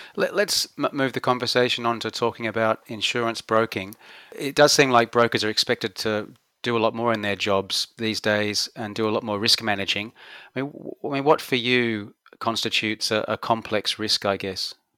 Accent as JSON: {"language": "English", "country": "Australia", "moved": "as an adult", "said": "we've gone from being tough Aussie males"}